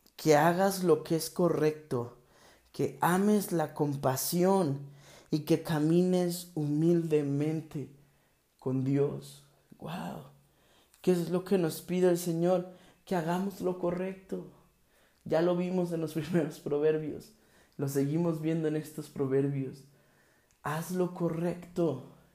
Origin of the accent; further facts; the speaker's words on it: Mexico; México y todo lo que está sucediendo en mi país